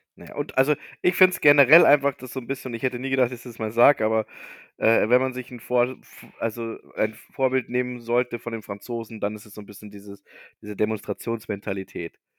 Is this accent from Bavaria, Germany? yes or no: yes; Bavaria, Germany; bei uns in Bayern